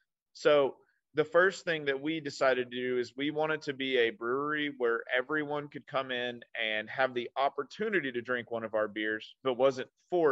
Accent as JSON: {"language": "English", "town": "Owensboro", "region": "Kentucky", "country": "United States", "tie": "born or raised there", "said": "Yes, I am from Owensboro."}